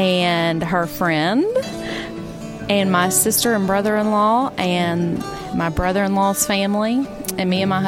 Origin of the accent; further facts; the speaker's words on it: Johnson City, Tennessee, United States; I'm from Johnson City, Tennessee.